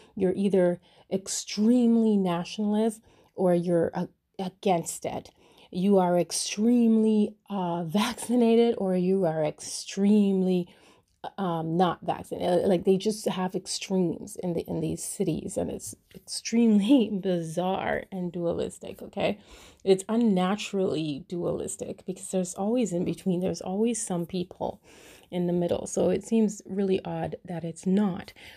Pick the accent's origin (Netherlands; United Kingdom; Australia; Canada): Canada; first language English; I was born in Canada and I speak English as a first language.